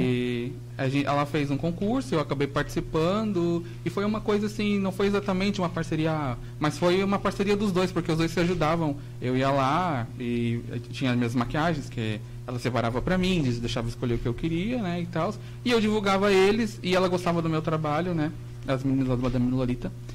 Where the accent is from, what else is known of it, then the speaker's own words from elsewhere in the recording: Joinville, Santa Catarina, Brazil; Eu sou de Joinville